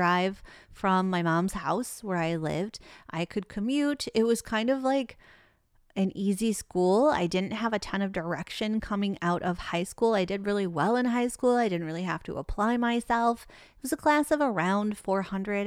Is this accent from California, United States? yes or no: no; Traverse City, Michigan, United States; Born and raised in Michigan